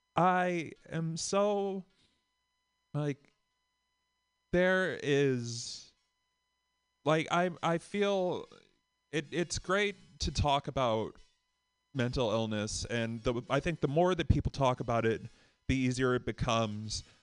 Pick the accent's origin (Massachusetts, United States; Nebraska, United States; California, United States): Massachusetts, United States; Boston; from Boston